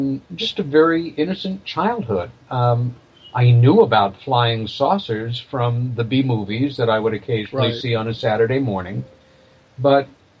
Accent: Long Island, New York, United States; I was born in New York City, and I came of age in a very lovely little village about 30 miles east of Manhattan on Long Island

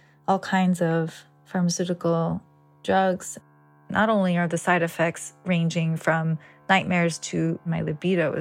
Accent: New York, United States; I grew up in New York, the United States, to Brazilian and Greek parents

